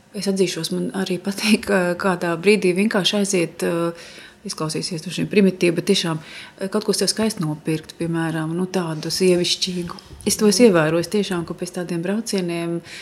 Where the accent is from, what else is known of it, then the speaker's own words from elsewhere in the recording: Latvia; mēs sakam no Latvijas